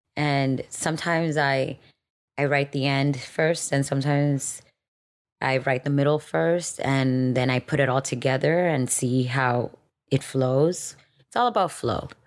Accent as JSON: {"language": "English", "town": "Miami", "region": "Florida", "country": "United States", "tie": "born or raised there", "also_born_or_lived": "Dominican Republic", "moved": "as an adult", "lives_now": "Los Angeles, United States", "said": "I was born in Dominican Republic and we moved to Miami when I was five years old"}